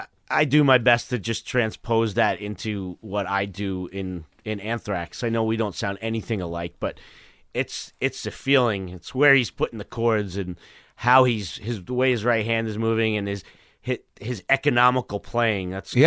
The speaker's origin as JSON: {"language": "English", "town": "New York City", "region": "New York", "country": "United States", "tie": "born or raised there", "said": "Bayside, Queens."}